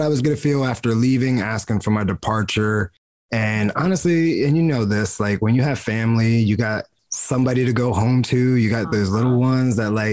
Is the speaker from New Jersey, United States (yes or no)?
yes; New Jersey, United States; I'm from New Jersey, like born and raised American. I'm just Puerto Rican in America